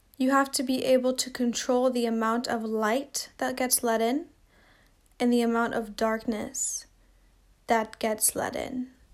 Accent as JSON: {"language": "English", "town": "Seattle", "region": "Washington", "country": "United States", "said": "I come from Seattle"}